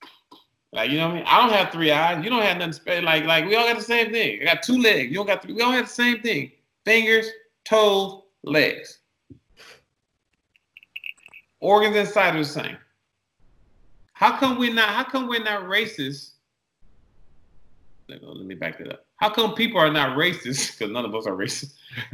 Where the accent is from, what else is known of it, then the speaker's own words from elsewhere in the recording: Detroit, Michigan, United States; now in California, United States; I came from Detroit. And coming to LA was a real, coming to California was a real culture shock because my dad had just remarried, not remarried, he had just got married and he moved to the Valley.